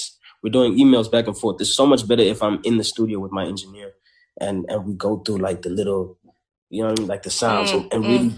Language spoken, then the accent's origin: English; South Africa; I come from Ilovo